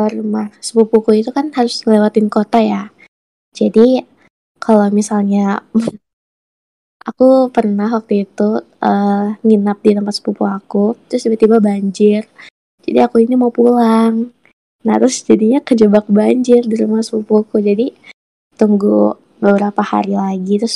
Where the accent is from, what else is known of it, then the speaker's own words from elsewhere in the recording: Malinau, North Kalimantan, Indonesia; jadi aku tuh asli orang Malinau kan hmm. masalah banjir di Malinau itu di tempatku ya alhamdulillah nggak begitu sering ya.